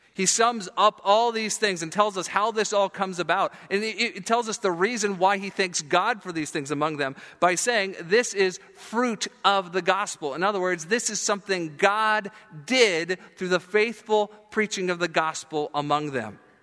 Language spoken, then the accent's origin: English; South Florida, United States; moved away; I grew up in Florida, and, uh, the South Florida part I mentioned down by Fort Lauderdale, Miami